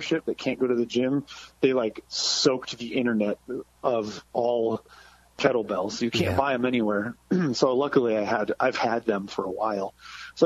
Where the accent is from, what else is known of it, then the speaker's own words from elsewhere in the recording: Massachusetts, United States; moved away; I was from Massachusetts, so like the ska scene was huge